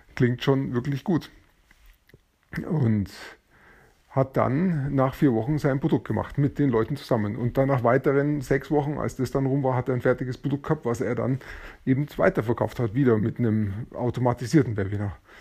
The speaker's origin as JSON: {"language": "German", "country": "Germany", "said": "bei uns in Deutschland"}